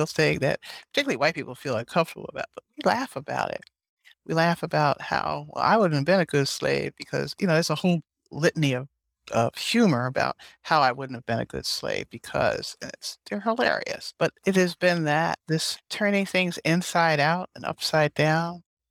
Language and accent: English; Philadelphia, Pennsylvania, United States; I was born in Philadelphia, and I was born next to Constitutional Hall